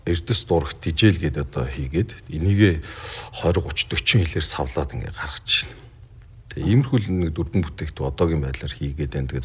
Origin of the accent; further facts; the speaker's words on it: Bulgan, Mongolia; Ер нь бол би тэр нутгийн хүүхэд тэр нутагт л өсч юм дийж дөрнж хүн болсон.